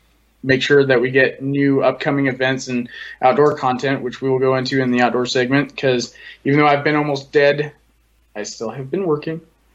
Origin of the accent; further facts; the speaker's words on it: United States; I was also born in the United States, so you know, I am an American first and consider myself that way